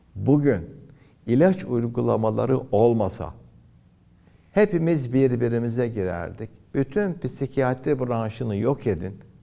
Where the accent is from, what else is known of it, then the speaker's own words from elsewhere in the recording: Antalya, Turkey; moved away as an adult; now in Istanbul, Turkey; Antalya'da doğdum, büyüdüm.